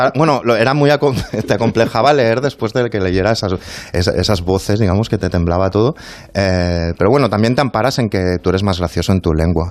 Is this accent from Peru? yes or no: no; Spain